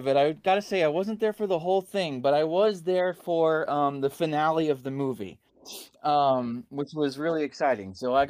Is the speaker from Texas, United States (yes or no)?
yes; Texas, United States; now in Atlanta, United States; I'm a filmmaker that lives in Atlanta, Georgia. I'm originally from Texas